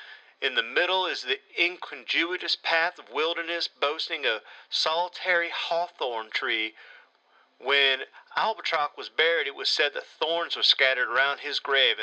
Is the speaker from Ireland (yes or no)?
yes; Ireland; accent: American; I'm an Irishman with a Yankee accent.